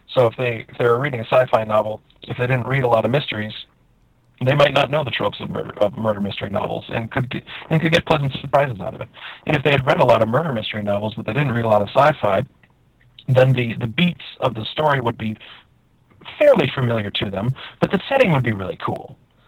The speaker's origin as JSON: {"language": "English", "region": "Wisconsin", "country": "United States", "tie": "born or raised there", "said": "growing up in Wisconsin, as I did, you know, we didn't play Dungeons and Dragons on Sunday."}